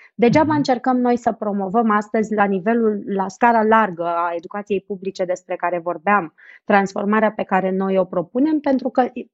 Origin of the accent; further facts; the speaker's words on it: Romania; nouă, ca români